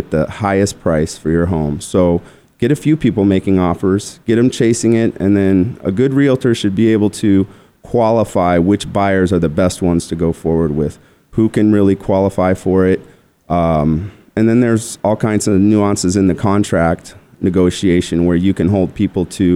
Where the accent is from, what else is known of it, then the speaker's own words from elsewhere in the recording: Tucson, Arizona, United States; also born or lived in Scottsdale, Arizona; I'm originally from Tucson